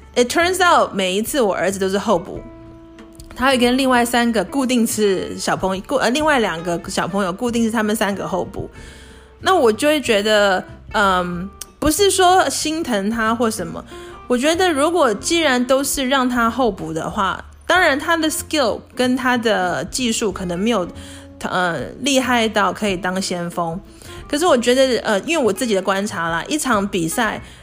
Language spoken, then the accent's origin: Chinese; Taiwan; moved away; 我刚回台湾，跟我小时候在台湾的时候